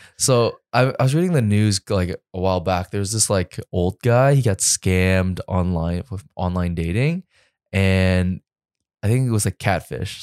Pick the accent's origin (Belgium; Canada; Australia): Canada; also born or lived in New York; I'm Canadian